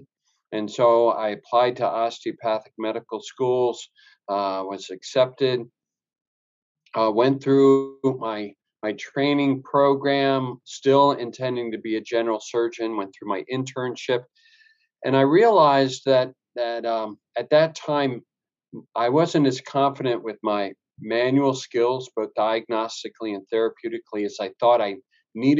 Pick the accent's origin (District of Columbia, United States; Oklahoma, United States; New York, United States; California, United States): District of Columbia, United States; Washington; I grew up in the Washington, D.C. area